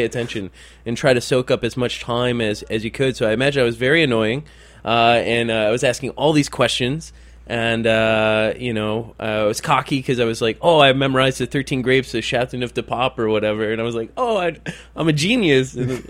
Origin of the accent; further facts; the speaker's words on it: Detroit, Michigan, United States; Detroiters. I mean, in all honesty, very rarely are we actually from Detroit. We're usually just outside the city.